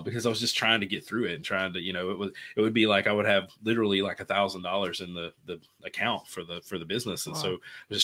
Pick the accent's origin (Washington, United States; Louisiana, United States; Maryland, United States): Louisiana, United States; Bossier City; So I'm from Bossier City, Louisiana. It's a city. I grew up in the middle of nowhere in the country, is what we call it, you know, in the sticks, I guess.